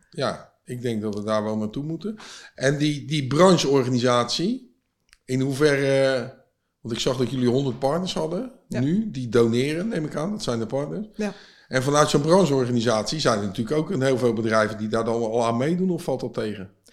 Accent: Vlaardingen, South Holland, Netherlands; ik kom zelf uit Vlaardingen, of ik woon in Vlaanderen

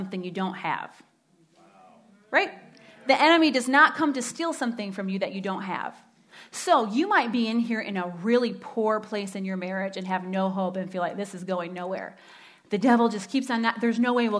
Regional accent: Standale, Michigan, United States; I grew up in Stendalay, as my husband likes to say. Stendalay.

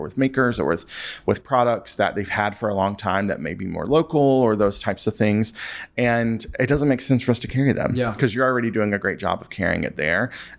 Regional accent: the South, United States; I'm from the South, so we put ranch on everything there, too.

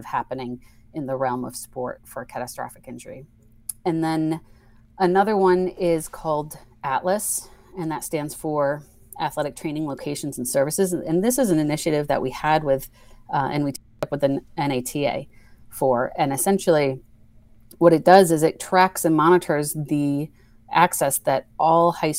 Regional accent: New York, United States; moved away as an adult; also born or lived in Pittsburgh, Pennsylvania; now in Connecticut, United States; Originally I'm from New York

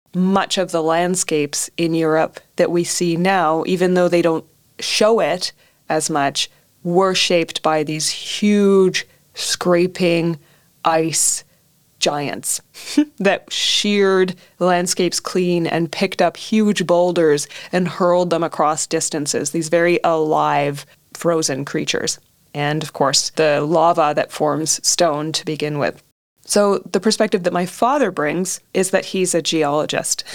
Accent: Canada; growing up in Canada

